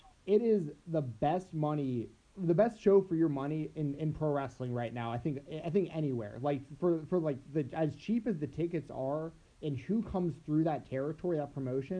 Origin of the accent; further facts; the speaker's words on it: Atlanta, Georgia, United States; I grew up in Atlanta, Georgia, right up the street from the Steiner brothers